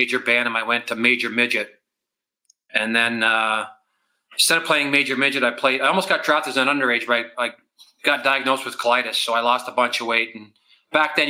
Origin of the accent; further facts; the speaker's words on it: Barrie, Ontario, Canada; growing up in Barrie, a small town.